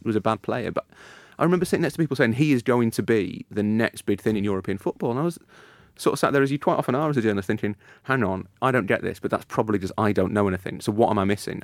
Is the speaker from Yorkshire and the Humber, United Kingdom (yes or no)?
yes; Leeds, Yorkshire and the Humber, United Kingdom; I'm from Leeds